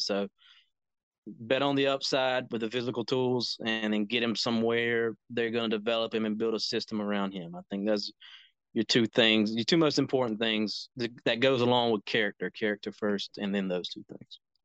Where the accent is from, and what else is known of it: North Carolina, United States; born or raised there